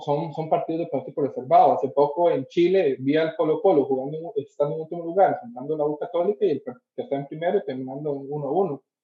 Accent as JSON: {"language": "Spanish", "country": "Costa Rica", "said": "yo soy de Costa Rica"}